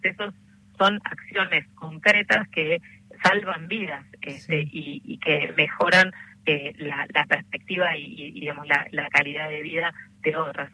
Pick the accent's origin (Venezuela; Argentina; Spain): Argentina; como trabajadora de salud, como argentina